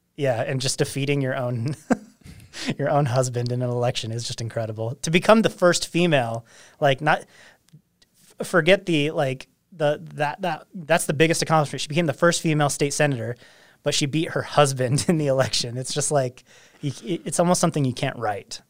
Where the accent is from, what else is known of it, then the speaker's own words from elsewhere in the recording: Ogden, Utah, United States; I came from Ogden